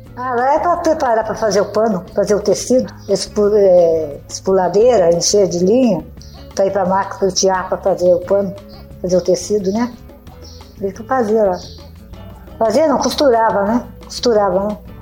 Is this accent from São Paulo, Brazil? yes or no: no; Petrópolis, Rio de Janeiro, Brazil; moved away as an adult; now in Minas Gerais, Brazil; Sou de Petrópolis, até do Rio.